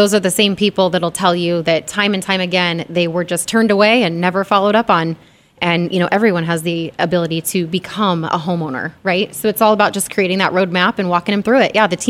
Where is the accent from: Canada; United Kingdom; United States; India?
United States; Arizona; I mean, I can't really be a native anywhere else because I've been here since I was three.